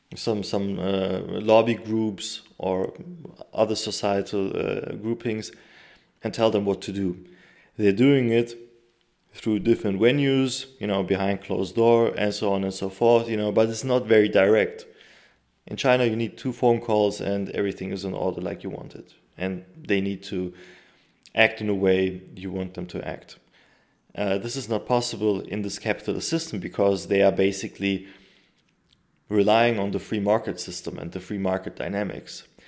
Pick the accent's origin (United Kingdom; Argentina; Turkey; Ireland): Turkey; my home country, Turkey